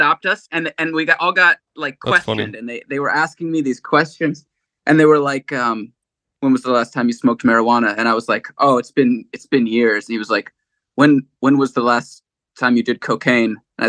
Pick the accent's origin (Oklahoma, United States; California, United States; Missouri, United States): California, United States; Agoura Hills; I'm actually from Agora Hills, so even that's Ventura County technically.